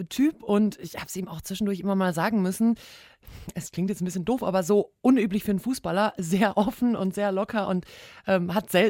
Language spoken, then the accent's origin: German; North Rhine-Westphalia, Germany; ja, Ruhrgebiet, da wo ich auch wegkomme, wie man bei uns dann so schön sagt.